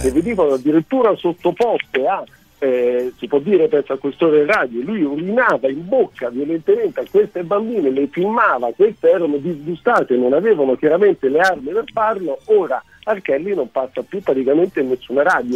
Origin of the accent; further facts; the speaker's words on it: Germany; lo dico da tedesco